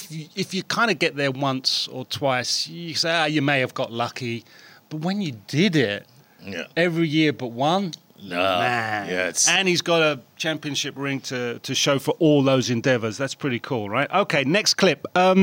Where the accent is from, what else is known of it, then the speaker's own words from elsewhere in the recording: Philadelphia, Pennsylvania, United States; I'm from Philly, I grew up on the streets, this is me